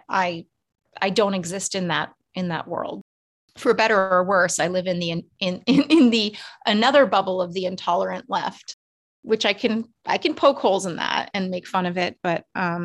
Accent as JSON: {"language": "English", "town": "Irvine", "region": "California", "country": "United States", "tie": "born or raised there", "moved": "yes", "lives_now": "New York City, United States", "said": "my home state"}